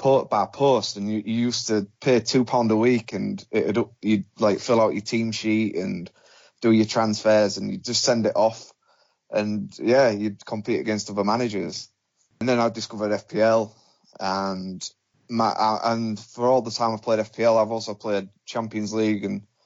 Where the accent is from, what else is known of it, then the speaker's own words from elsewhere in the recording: Hull, Yorkshire and the Humber, United Kingdom; I'm from Hull, and I live at Chef Towers in the city centre